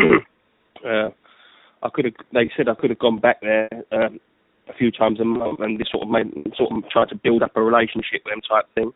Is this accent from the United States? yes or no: no; Enfield, London, United Kingdom; I'm from Enfield